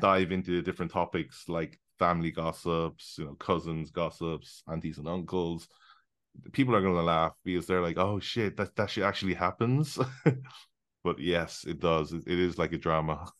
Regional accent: London, United Kingdom; now in Hong Kong; I'm based in Hong Kong. I was born in London.

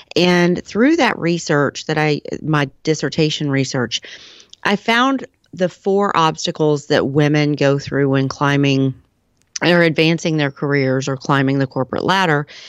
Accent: Texas, United States; I am from Texas.

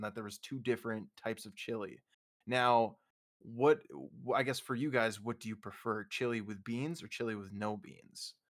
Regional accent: Minnesota, United States; moved away; growing up in Minnesota

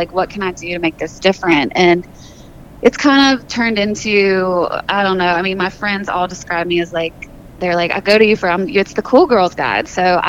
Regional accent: the South, United States; Yeah, and I'm from the South, so Nashville's a really good mix for me.

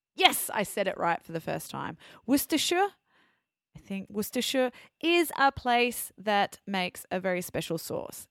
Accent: Australia; accent: Australian; now in France; my Australian accent.

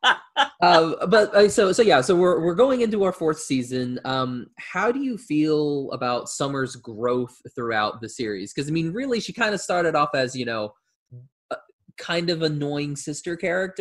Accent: Oklahoma, United States; We're both from Oklahoma

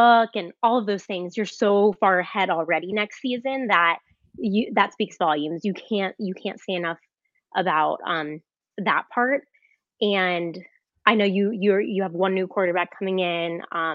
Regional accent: South Florida, United States; now in Arkansas, United States; I'm from South Florida

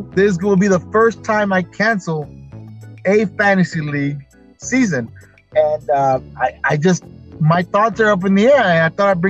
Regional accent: Texas, United States; I'm from Texas

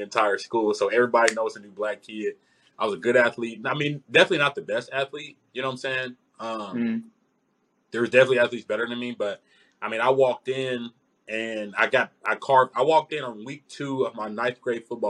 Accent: Memphis, Tennessee, United States; moved away; I grew up in Memphis, Memphis, Tennessee

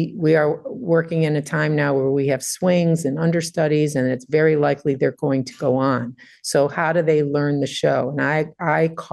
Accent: Detroit, Michigan, United States; I grew up in Detroit

